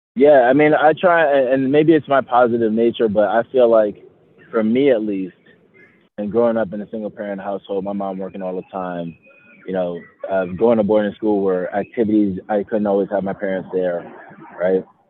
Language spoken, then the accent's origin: English; New York City, New York, United States; moved away as an adult; now in Covina, United States; I'm actually from Bronx, New York. Um, grew up, born and raised in the Bronx, and then moved out to California when I was about uh, 26.